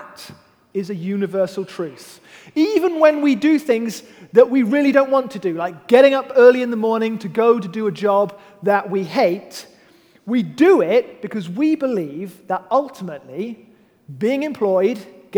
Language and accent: English; United Kingdom; I am British and a man